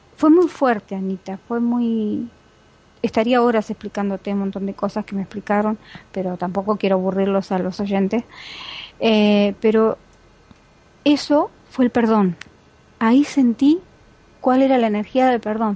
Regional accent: Argentina; soy argentina

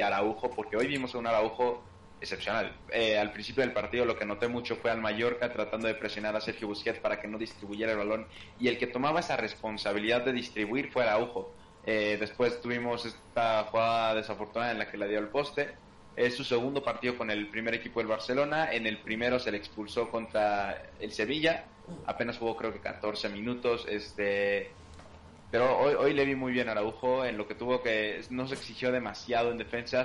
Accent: Mexico; yo siendo mexicano

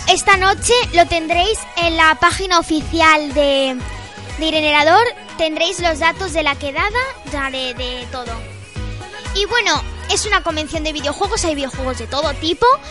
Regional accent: Almería, Andalusia, Spain; now in Calvià, Spain; mi pueblo, que es Almería

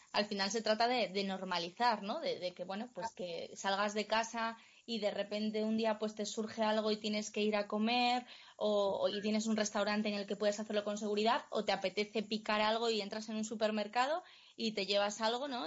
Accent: Cangas del Narcea, Asturias, Spain; en Cangas del Narcea, en mi pueblo

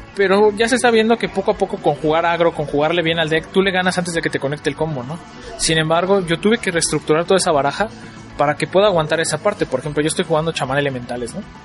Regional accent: Toluca, State of Mexico, Mexico; allá donde yo vivo, yo soy de Toluca

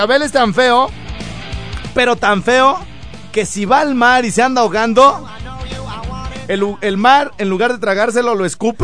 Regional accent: Mexico

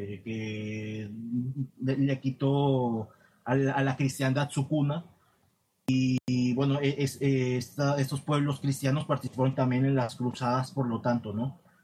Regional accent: Nuevo Santander, Tamaulipas, Mexico; técnicamente yo no soy del Reino de México porque de, donde empieza mm, mi provincia, deja de ser el Reino de México de ahí hacia el norte, que, ya venía a ser los, las, las provincias internas de, Oriente, eh, particularmente Nueva Santander

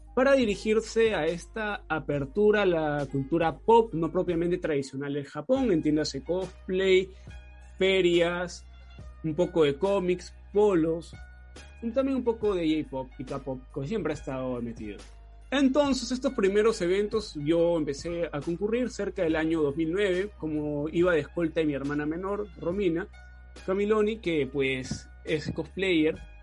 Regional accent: Peru; acá en Perú

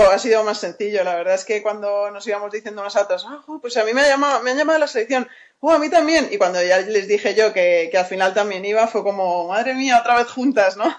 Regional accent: Spain; moved away as an adult; yo soy la única española

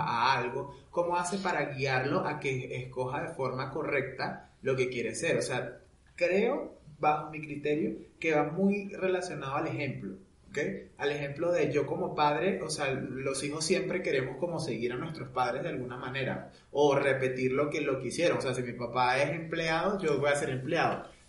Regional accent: Venezuela; moved away as an adult; yo en Venezuela, cuando vivía en Venezuela

